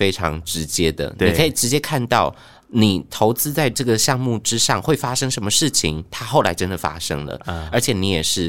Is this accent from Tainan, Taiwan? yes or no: yes; Tainan, Taiwan; moved away as an adult; 因为我妈妈要去厦门工作，嗯，她就想说，好，十八岁那我就放你自己去台北读大学哦。然后我台南人嘛，嗯，然后我们就在台南吃了